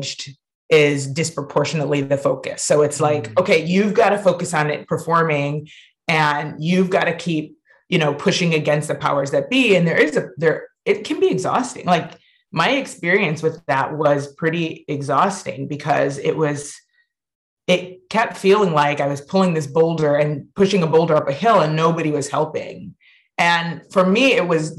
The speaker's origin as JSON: {"language": "English", "town": "Ann Arbor", "region": "Michigan", "country": "United States", "tie": "born or raised there", "said": "we grew up on and around University of Michigan campus"}